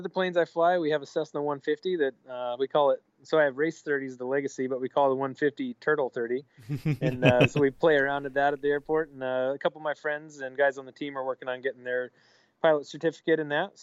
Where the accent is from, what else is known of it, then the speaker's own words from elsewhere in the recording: Idaho, United States; moved away as an adult; now in Norfolk, United States; I grew up in Idaho